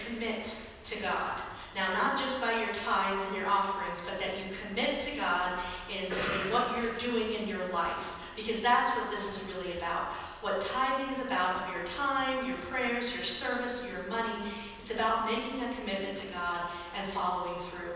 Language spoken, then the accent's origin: English; Raymore, Missouri, United States; When I was growing up in Raymore